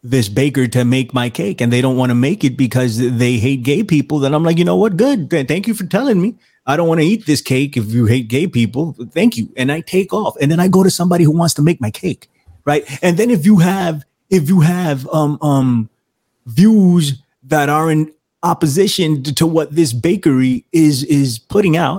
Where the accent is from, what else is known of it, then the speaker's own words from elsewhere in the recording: New York City, New York, United States; I'm a Latino from the Bronx